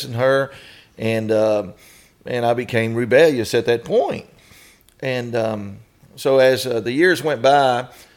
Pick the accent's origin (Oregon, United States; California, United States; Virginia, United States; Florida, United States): Florida, United States; Haines City; I was raised up in near Kissimmee, Florida, in Orlando, Florida. Actually, the little town is called Haines City